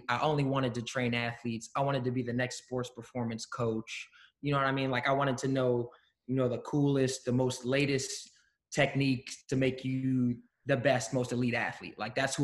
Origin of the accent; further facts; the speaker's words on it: Maryland, United States; also born or lived in Pennsylvania; now in Philadelphia, United States; we grew up together in Maryland